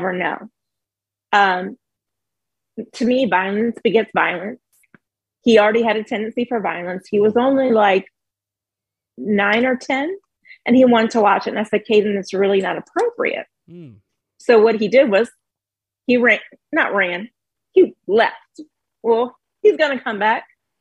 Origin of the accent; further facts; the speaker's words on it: the South, United States; We're from the South.